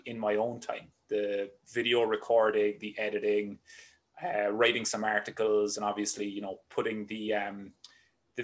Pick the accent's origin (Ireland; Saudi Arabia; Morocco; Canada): Ireland; Cork, Munster; moved away as an adult; also born or lived in Limerick, Ireland; now in United States; I grew up in Cork in Ireland, which is the very southern tip of the island